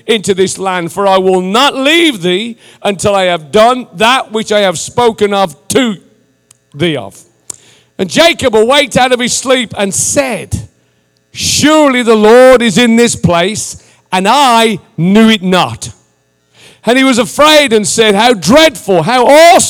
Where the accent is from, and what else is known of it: England, United Kingdom